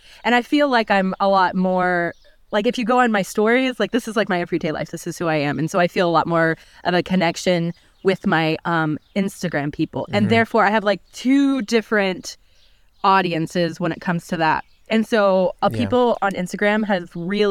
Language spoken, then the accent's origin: English; United States; now in Germany; being an American